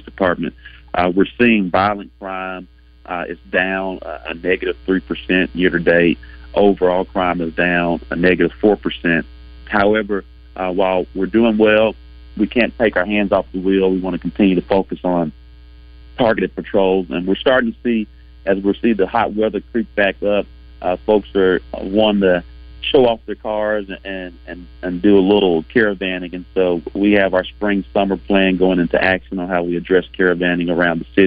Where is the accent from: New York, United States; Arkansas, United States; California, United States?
Arkansas, United States; also born or lived in Memphis; my home state